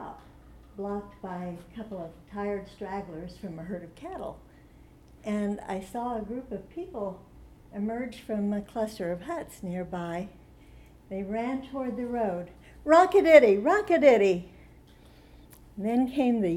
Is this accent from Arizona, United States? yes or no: yes; Tucson, Arizona, United States; I'm from Tucson, Arizona